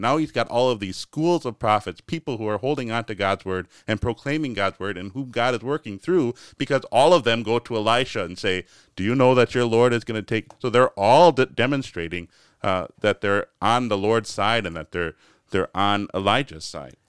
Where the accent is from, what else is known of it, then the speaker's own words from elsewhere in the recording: United States; as American Christians